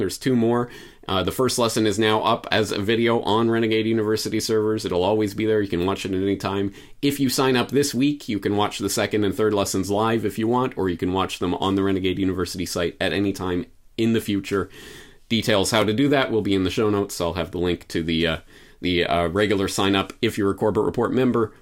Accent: Canada; moved away; as a Canadian citizen

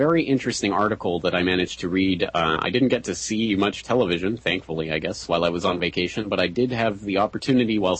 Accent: Canada; myself being a Canadian

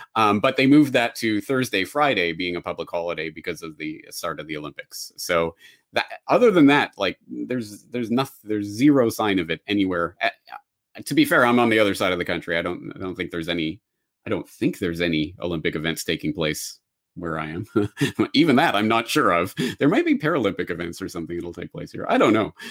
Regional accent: Calgary, Alberta, Canada; moved away as an adult; also born or lived in Dublin / Japan; my hometown of Calgary

